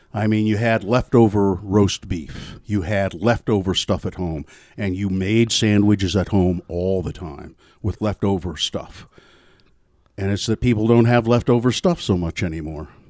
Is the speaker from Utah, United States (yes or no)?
yes; Ogden, Utah, United States; growing up in Ogden.